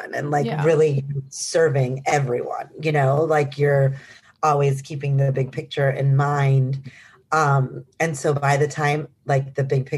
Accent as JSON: {"language": "English", "town": "Milwaukee", "region": "Wisconsin", "country": "United States", "also_born_or_lived": "New York", "moved": "as an adult", "said": "I'm from Milwaukee, Wisconsin"}